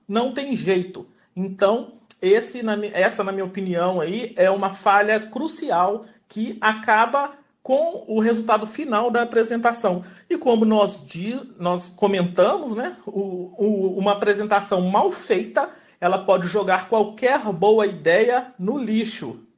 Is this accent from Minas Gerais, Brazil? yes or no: yes; Belo Horizonte, Minas Gerais, Brazil; eu sou de Belo Horizonte, mineiro